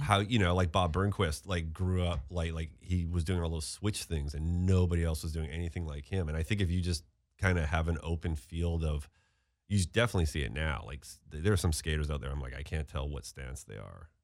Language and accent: English; Steveston, British Columbia, Canada; I grew up in Steveston, a town, which is, like, right outside Vancouver